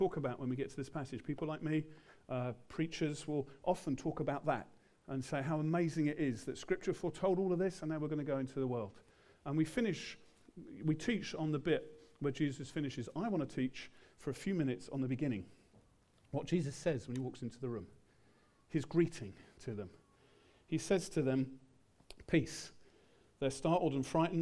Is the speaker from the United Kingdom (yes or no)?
yes; England, United Kingdom; we're English.